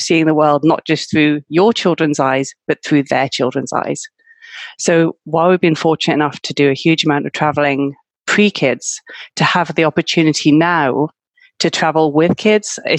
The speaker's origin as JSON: {"language": "English", "country": "United Kingdom", "moved": "as an adult", "lives_now": "Malaga, Spain", "said": "I'm from the UK, as you can probably guess from my accent."}